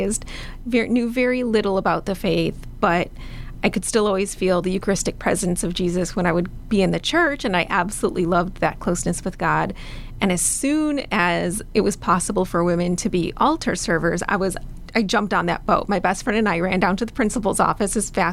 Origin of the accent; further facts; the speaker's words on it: Chicago, Illinois, United States; I was born and raised in Chicago